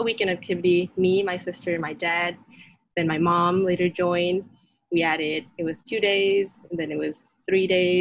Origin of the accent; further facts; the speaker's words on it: Thailand; I grew up in Thailand, actually, but everybody thinks I grew up in the U.S. because my English is really fluent